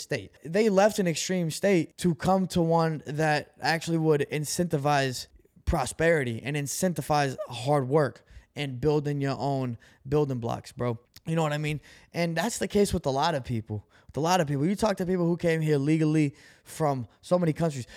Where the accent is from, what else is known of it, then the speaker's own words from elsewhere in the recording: Brazil; moved away; I'm an immigrant. You know, I came from Brazil.